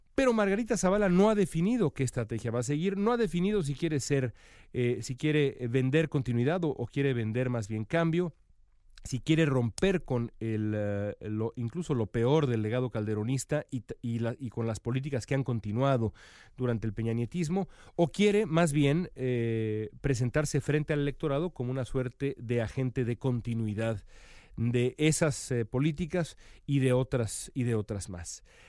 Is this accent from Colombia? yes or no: no; Mexico; now in United States; soy mexicano y vivo acá